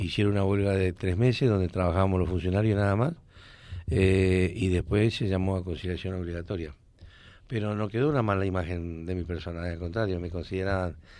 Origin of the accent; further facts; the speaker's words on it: Reconquista, Santa Fe, Argentina; also born or lived in Córdoba; que me regrese a Reconquista